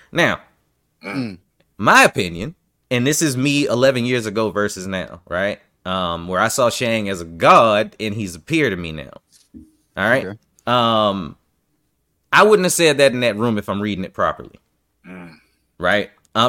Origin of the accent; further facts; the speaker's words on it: New York, United States; well, I'm from New York and I'm used to saying what the fuck I mean.